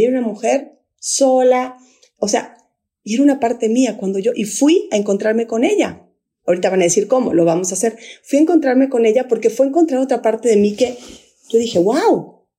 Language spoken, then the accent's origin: Spanish; Guatemala; moved away; also born or lived in Mexico City, Mexico; estoy aquí en, en mi tierra y en Antigua hay tres volcanes